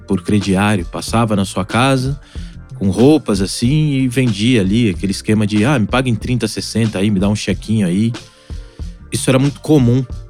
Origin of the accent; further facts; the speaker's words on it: São Paulo, Brazil; Eu fui criado no Alto de Piranga. Depois, meus pais compraram uma casa na Vila Arapuá, que é um subdistrito do bairro do Ipiranga. Dizem que é um dos bairros mais tradicionais de São Paulo